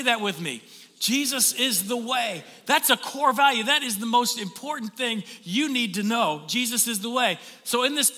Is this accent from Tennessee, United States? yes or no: yes; Tennessee, United States; now in St. Augustine, United States; when I was growing up in Tennessee